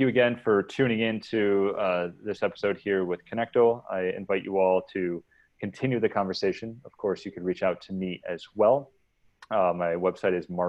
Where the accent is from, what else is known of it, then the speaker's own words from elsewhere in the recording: New York, United States; now in San Diego, United States; I live in a city right now, San Diego, I'm from New York